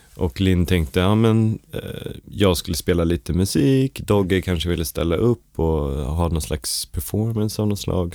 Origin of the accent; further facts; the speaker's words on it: Stockholm, Stockholm County, Sweden; när jag var liten så växte jag upp på Skånegatan 65